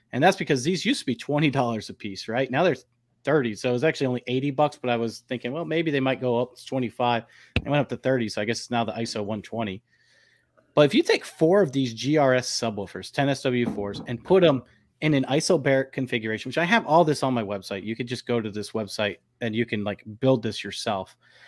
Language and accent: English; the North, United States; now in US South; So, you know, I'm not from the South originally. I'm from the North, but I got a nice little mix now going on. I don't have the Southern accent yet either.